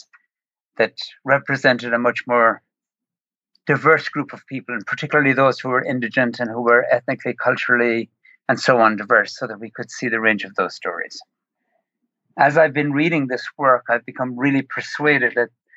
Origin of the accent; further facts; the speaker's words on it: Ireland; moved away as an adult; now in Long Island, New York, United States; I grew up in Ireland